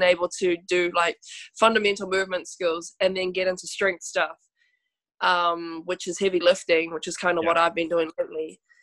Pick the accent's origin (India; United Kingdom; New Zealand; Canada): New Zealand; I am, yep, born and raised